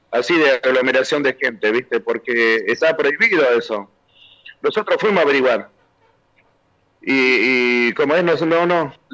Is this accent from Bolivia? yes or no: yes; Bolivia; Somos 120 mil bolivianos acá.